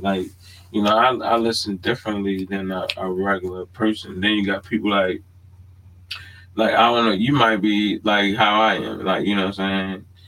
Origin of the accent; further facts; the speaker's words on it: Baltimore, Maryland, United States; moved away; I'm born and raised in Baltimore. I haven't always lived in Baltimore